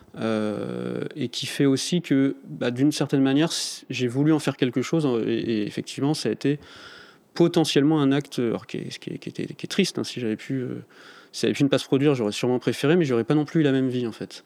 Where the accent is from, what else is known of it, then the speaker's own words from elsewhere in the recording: the Nord, Hauts-de-France, France; moved away as an adult; also born or lived in Paris; je suis du Nord, donc euh, je quittais le Nord pour arriver à Paris.